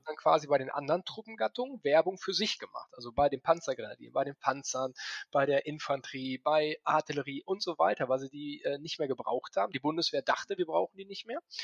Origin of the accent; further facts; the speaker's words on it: Paderborn, North Rhine-Westphalia, Germany; Ich bin gebürtiger Ostwestfale. Das ist Paderborn